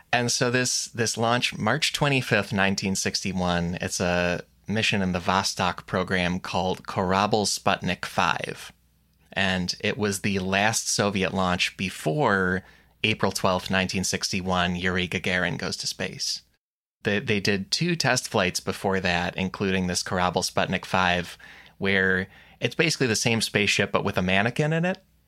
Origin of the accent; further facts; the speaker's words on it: United States; we're American.